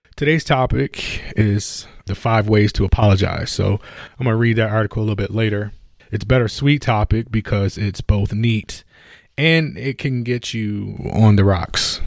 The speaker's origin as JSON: {"language": "English", "town": "Buffalo", "region": "New York", "country": "United States", "tie": "born or raised there", "said": "Buffalo, my hometown"}